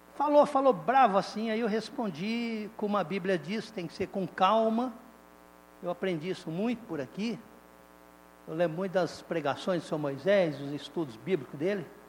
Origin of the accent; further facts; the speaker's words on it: Indiaporã, São Paulo, Brazil; moved away as an adult; now in Romania; Eu que fui criado aqui em Diaporã, vocês sabem, quem me conhece há mais tempo sabe. Indiaporã é uma cidadezinha para lá de Fernandópolis